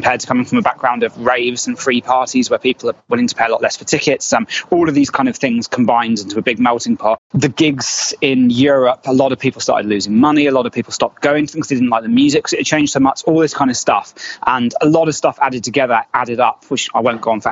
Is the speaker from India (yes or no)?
no; United Kingdom; moved away as an adult; now in United States; We're British.